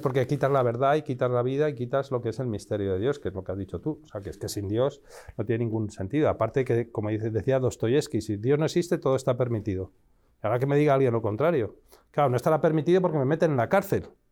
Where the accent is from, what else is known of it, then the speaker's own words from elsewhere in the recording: Madrid, Community of Madrid, Spain; moved away; soy nacido en España, en, Madrid